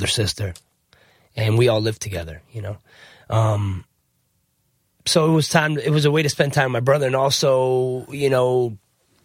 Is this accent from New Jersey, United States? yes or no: yes; New Jersey, United States; moved away; also born or lived in South Florida; I'm actually from New Jersey originally. I was born in Jersey